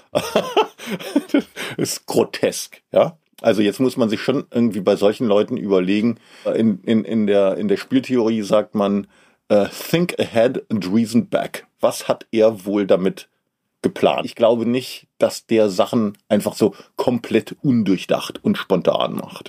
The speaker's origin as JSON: {"language": "German", "region": "Berlin", "country": "Germany", "said": "Als Berliner"}